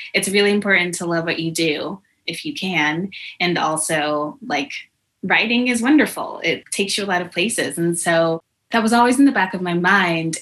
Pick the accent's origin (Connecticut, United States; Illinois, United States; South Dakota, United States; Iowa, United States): Connecticut, United States; a Panera in my hometown in Connecticut